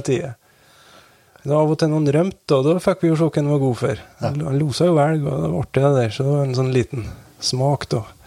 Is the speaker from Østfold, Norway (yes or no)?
no; Velfjord, Nordland, Norway; jeg vokste opp i Vassbøg, det som er en sånn sidevei av ja, sideveien